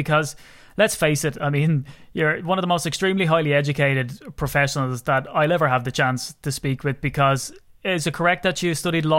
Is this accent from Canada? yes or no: no; Ireland; accent: Irish; People are used to my dulcet Irish tones, if that's what we can call them. I always trumpet the whole Irish connection to Green Bay.